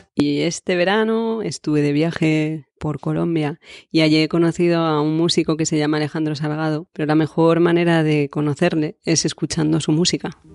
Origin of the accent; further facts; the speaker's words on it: Spain; yo soy española